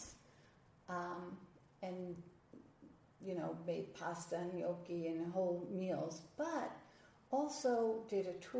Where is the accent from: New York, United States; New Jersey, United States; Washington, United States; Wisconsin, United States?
New York, United States; moved away as an adult; now in Nashville, United States; I'm originally from New York.